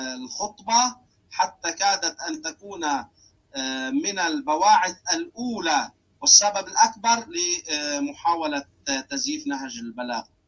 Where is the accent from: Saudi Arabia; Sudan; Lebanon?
Lebanon; عندنا في لبنان